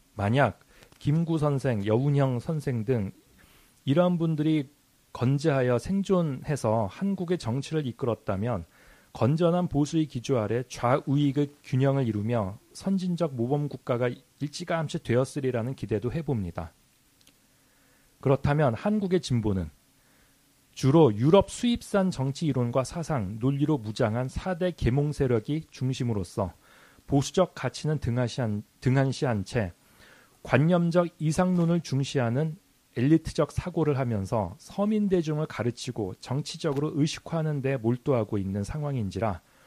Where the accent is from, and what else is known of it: South Korea